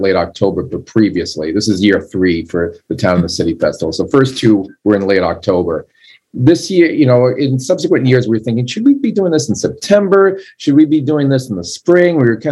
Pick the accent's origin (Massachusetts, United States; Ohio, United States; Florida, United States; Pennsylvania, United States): Massachusetts, United States; Lowell; I'm from Lowell